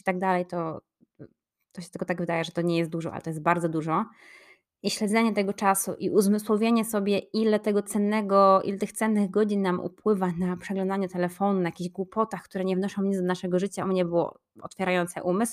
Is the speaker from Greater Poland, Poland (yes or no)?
yes; Poznań, Greater Poland, Poland; moved away; mojego rodzinnego miasta Poznań